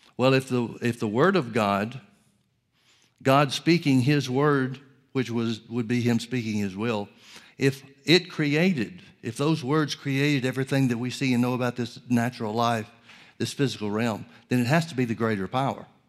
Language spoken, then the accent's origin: English; Alabama, United States; also born or lived in Oklahoma; now in California, United States; I grew up in Alabama and spent several years in Oklahoma.